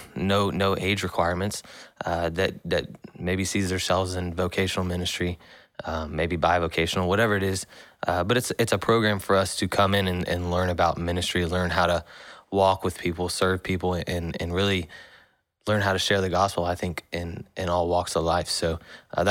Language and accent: English; Buford, Georgia, United States; I'm from Buford